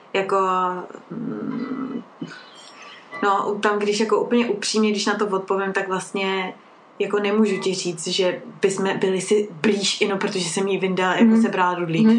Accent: Czechia; u nás v Čechách

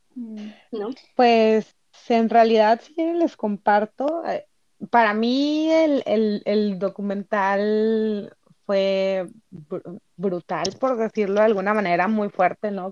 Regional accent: Tabasco, Mexico; moved away as an adult; now in Tijuana, Mexico; yo soy de Tabasco, pero tengo ya dos años viviendo acá en Tijuana

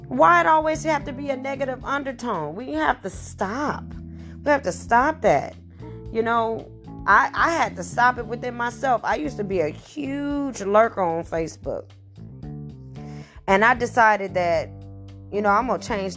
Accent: St. Louis, Missouri, United States; I have been born and raised in St. Louis, Missouri

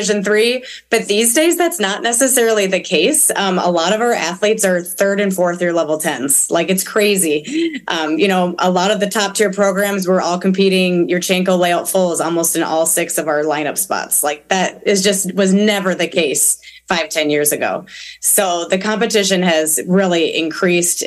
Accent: Minnesota, United States; now in Wisconsin, United States; I was raised in Minnesota

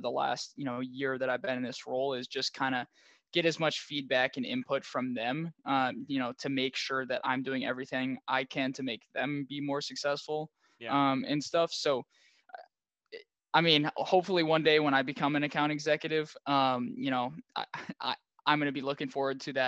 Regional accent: Minneapolis, Minnesota, United States; also born or lived in Claremont, California; So I'm from Minneapolis, and I went to Pitzer College, which is out in Claremont, California

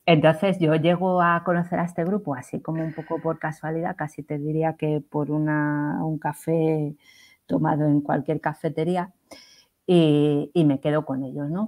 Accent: Cuenca, Castilla-La Mancha, Spain; era en Cuenca, en mi tierra

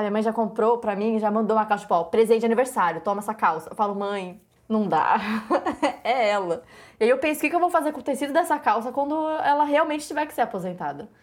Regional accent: Brazil; sou brasileira

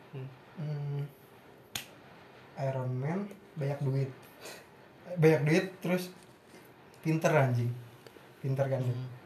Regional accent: Jabodetabek, Indonesia; kalau karena kita anak Jabodetabek ya?

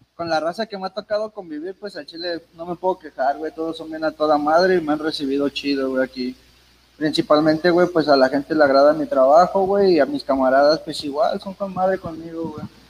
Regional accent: Ixtapaluca, State of Mexico, Mexico; En sí no soy del, DF, soy del estado de Ixtapaluca

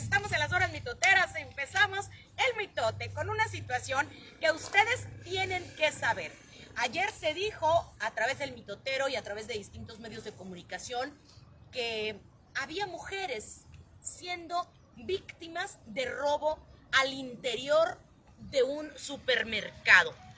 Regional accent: Sonora, Mexico; accent: Sonoran; no habla como cualquier sonorense, así que tenemos un modismo, tenemos un acento muy marcado nosotros

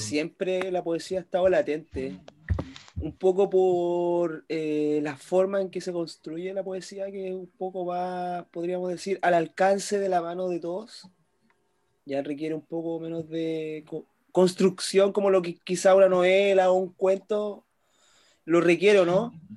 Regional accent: Chile; yo siendo chileno

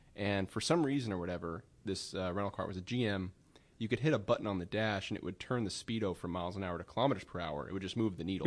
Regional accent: Sacramento, California, United States; I grew up in Sacramento area

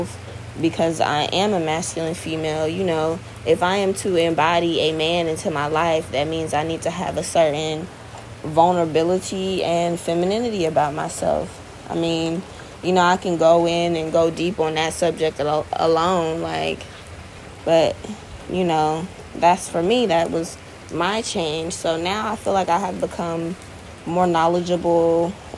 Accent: Florida, United States; also born or lived in Virginia; I'm from Florida, so this is where I reside right now

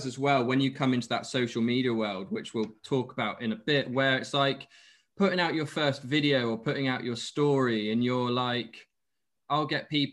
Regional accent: Exeter, South West England, United Kingdom; moved away; I'm from Exeter originally

